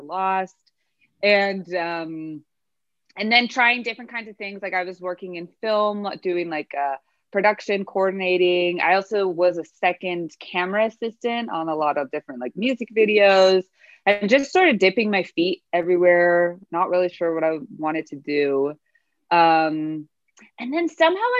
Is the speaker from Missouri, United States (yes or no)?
no; Moreno Valley, California, United States; moved away as an adult; now in Los Angeles, United States; I grew up in Moreno Valley, which is in the desert. It's in the Inland Empire